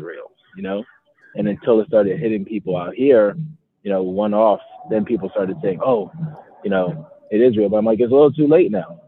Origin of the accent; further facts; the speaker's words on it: New York City, New York, United States; moved away as an adult; now in Covina, United States; I'm actually from Bronx, New York. Um, grew up, born and raised in the Bronx, and then moved out to California when I was about uh, 26.